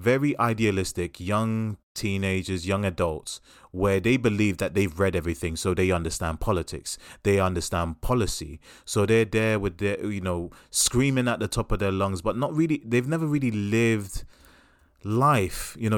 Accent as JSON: {"language": "English", "town": "Brooklyn", "region": "New York", "country": "United States", "tie": "born or raised there", "said": "like, when I grew up in Brooklyn, we didn't have girls like you."}